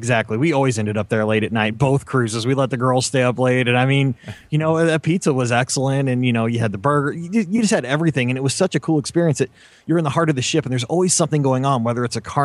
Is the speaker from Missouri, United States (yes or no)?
yes; Missouri, United States; I'm from Missouri